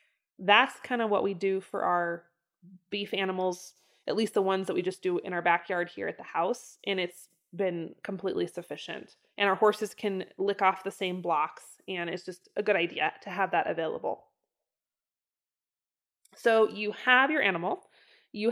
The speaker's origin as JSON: {"language": "English", "region": "Idaho", "country": "United States", "tie": "born or raised there", "said": "even like my hometown of Northern Idaho growing up. The pastures there were so much richer and so much fuller."}